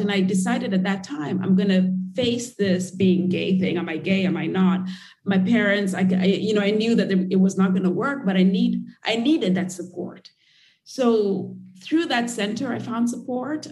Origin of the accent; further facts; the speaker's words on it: Nairobi, Kenya; moved away as an adult; I grew up in Kenya and in Nairobi